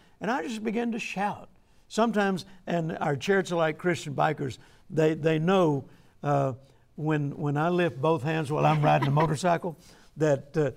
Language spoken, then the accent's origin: English; the South, United States; I'm from the South